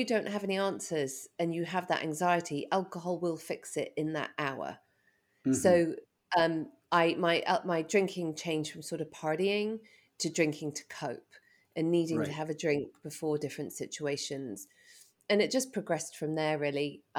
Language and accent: English; England, United Kingdom; moved away; So I grew up in England and...